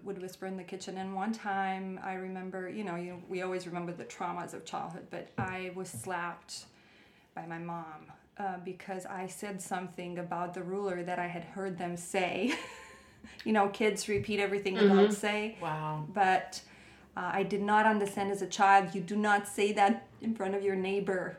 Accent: Romania; moved away as an adult; also born or lived in Bucharest, Romania / Hendersonville, North Carolina, United States / Charleston, South Carolina, United States; now in United States; growing up in Romania

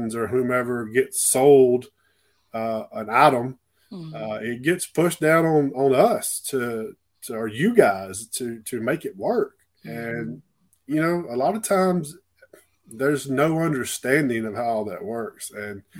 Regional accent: Clanton, Alabama, United States; also born or lived in Gulf Shores, Alabama; I started in a rural county in my hometown in Clanton, Alabama, between Birmingham and Montgomery.

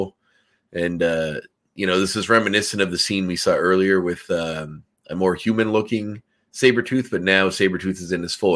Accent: Canada; as a Canadian

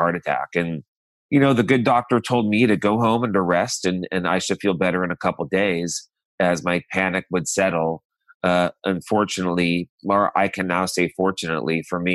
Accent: Modesto, California, United States; moved away; I'm from Modesto, California, a small farm town in Central California

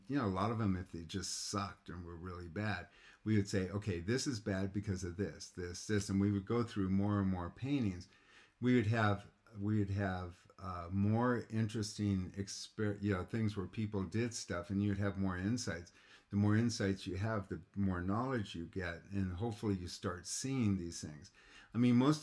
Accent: United States; I grew up in Lake Tahoe

